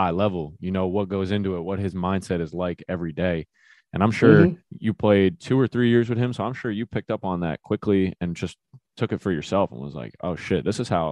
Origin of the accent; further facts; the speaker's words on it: New Jersey, United States; I'm from Jersey